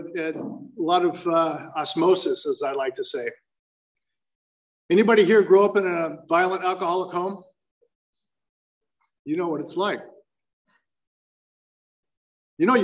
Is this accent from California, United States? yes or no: yes; Fountain Valley, California, United States; also born or lived in Palos Verdes, California; I was born in the Badlands of Palos Verdes, and I was raised on the mean streets of Fountain Valley